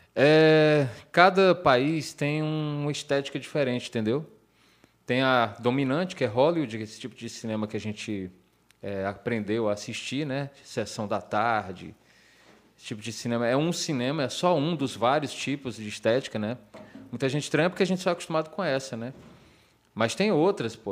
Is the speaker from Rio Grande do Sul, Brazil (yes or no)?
no; Ceará, Brazil; also born or lived in United States